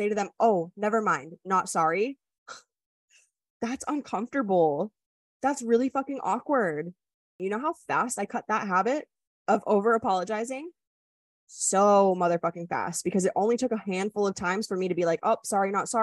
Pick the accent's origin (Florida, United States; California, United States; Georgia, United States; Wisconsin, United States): Wisconsin, United States; moved away; I'm also from the Midwest. Like, I grew up where everybody's like, oh, sorry, excuse me